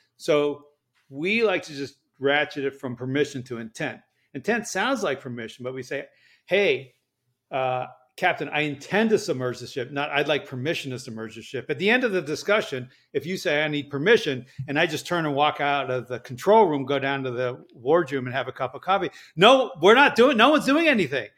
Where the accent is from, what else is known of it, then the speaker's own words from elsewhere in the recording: Berkeley, California, United States; I was born in Berkeley, California